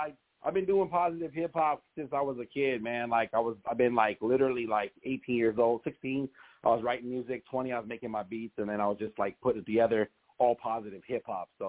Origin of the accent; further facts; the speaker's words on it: Corona, California, United States; California. California, okay. Corona. Yeah, West Coast.